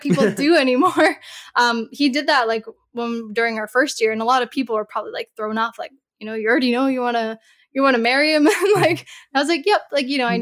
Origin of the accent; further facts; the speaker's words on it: Canada; I'm from Canada